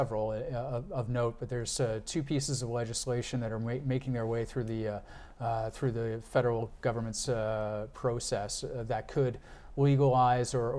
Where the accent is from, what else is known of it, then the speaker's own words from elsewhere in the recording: Canada; As a Canadian